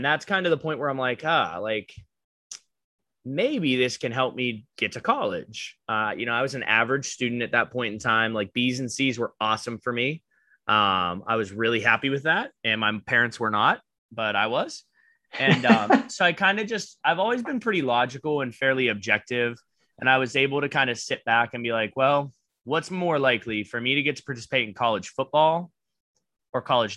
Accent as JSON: {"language": "English", "town": "Butler", "region": "Pennsylvania", "country": "United States", "tie": "born or raised there", "said": "my hometown in Butler, like, drugs are pretty bad in town"}